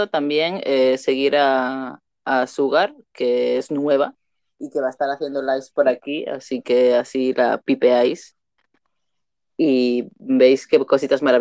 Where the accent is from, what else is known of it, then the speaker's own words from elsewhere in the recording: Canary Islands, Spain; Ah, pues no, yo soy de Canarias, no de Andalucía.